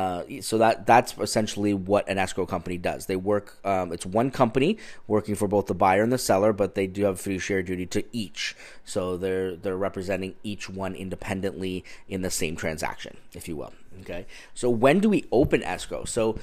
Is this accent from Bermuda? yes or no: no; Ontario, Canada; now in California, United States; So this is something that I had to really learn about when I moved here from Ontario, Canada, because up in Ontario, we use real estate attorneys to complete the transactions.